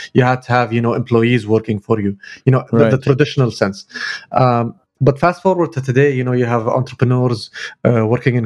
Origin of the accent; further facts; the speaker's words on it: Kuwait; I'm based in Kuwait. I'm from Kuwait.